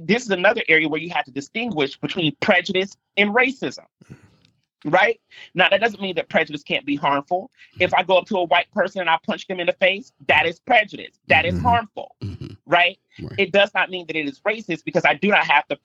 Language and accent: English; the South, United States; I'm from the South like everybody else